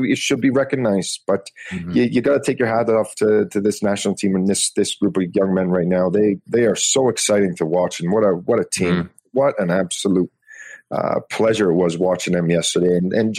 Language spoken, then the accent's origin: English; Canada; It was such a proud moment being a Canadian.